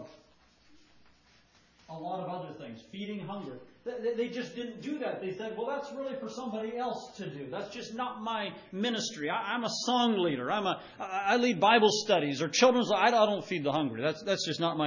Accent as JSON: {"language": "English", "country": "United States", "said": "we do as American Christians"}